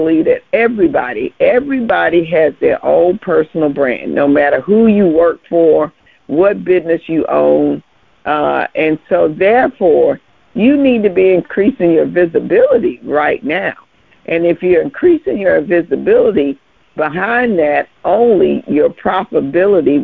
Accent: Biloxi, Mississippi, United States; my hometown, Biloxi, Mississippi

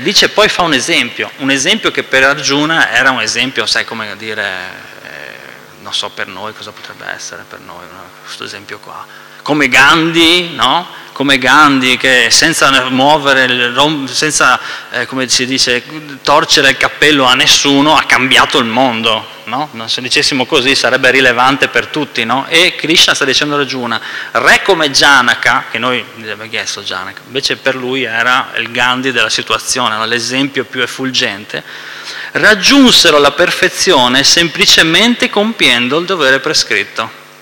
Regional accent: Veneto, Italy; Noi che siamo veneti

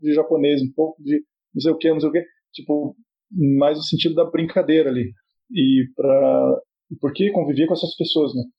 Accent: Cascavel, Paraná, Brazil; Era uma cidade, eu, eu, nasci em Cascavel

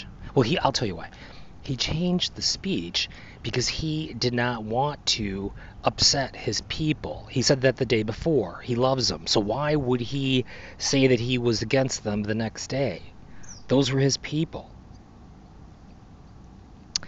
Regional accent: United States; as an American

